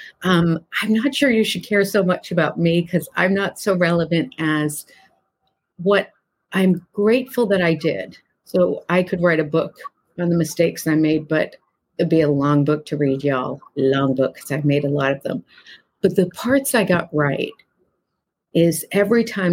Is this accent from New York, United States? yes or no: no; Massachusetts, United States; this tiny little mill town that I grew up in Massachusetts